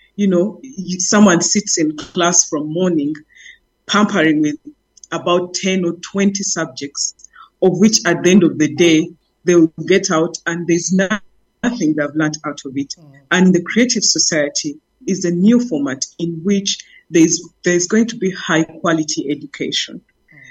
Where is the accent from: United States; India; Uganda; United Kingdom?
Uganda; I'm from Uganda